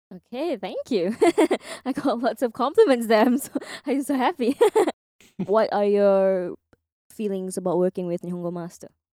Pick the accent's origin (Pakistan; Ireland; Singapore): Singapore; moved away as an adult; now in Japan; I'm from Singapore, living in Japan since 2018